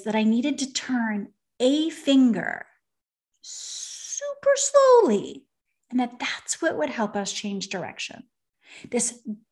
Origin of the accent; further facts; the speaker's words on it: Venice, Veneto, Italy; I grew up, so I'm from Venice, Italy.